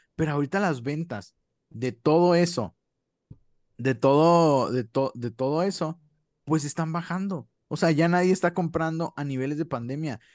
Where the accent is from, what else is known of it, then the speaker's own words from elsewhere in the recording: Mexico; nosotros que somos, pues, de México